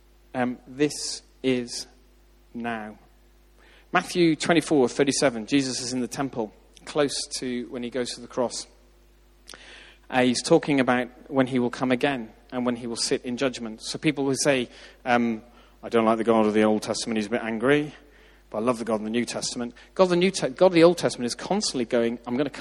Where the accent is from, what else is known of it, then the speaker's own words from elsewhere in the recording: Ireland; moved away; I grew up in Southern Ireland